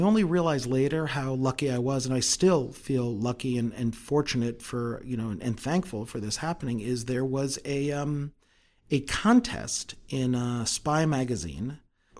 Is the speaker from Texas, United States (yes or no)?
no; New York, United States; moved away; I'm from New York originally